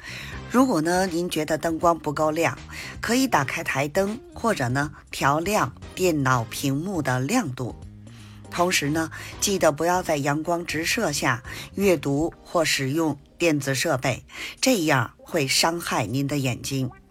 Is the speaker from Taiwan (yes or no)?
no; Beijing, China; ，咱们下期节目再见